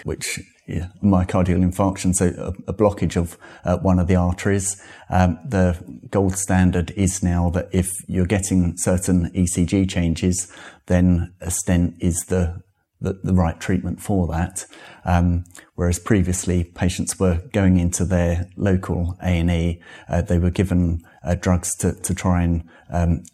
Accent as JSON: {"language": "English", "area": "Essex", "region": "East of England", "country": "United Kingdom", "tie": "born or raised there", "also_born_or_lived": "Bath", "moved": "as an adult", "said": "I grew up in Essex and moved back here in 2001"}